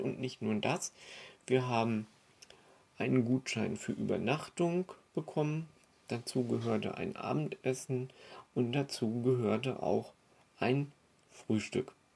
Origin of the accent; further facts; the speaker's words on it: Germany; now in Austria; ich bin ja Deutscher